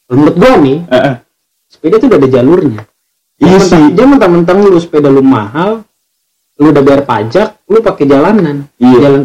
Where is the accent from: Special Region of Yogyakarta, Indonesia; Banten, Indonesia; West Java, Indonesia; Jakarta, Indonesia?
Special Region of Yogyakarta, Indonesia; Yogyakarta; Karena uh, pertama gue orang Jogja.